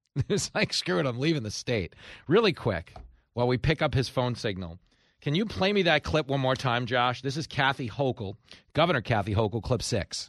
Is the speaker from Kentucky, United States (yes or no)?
no; New York, United States; here in my home state of New York